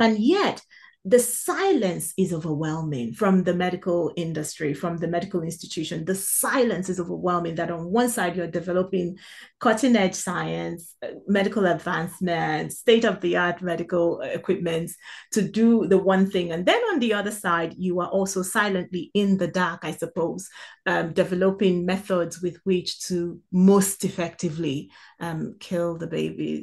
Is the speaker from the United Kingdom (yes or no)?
no; South East Nigeria, Nigeria; moved away; being born and raised, uh, in, in Africa, or in an African country, in Nigeria more specifically